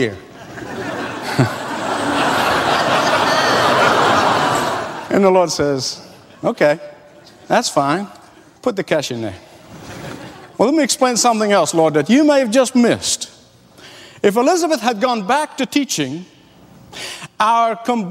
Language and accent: English; Egypt; moved away; also born or lived in Australia / California; growing up in the Middle East